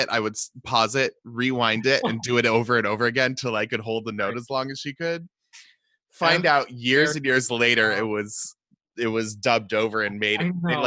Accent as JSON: {"language": "English", "town": "Seattle", "region": "Washington", "country": "United States", "tie": "born or raised there", "said": "I grew up in Seattle"}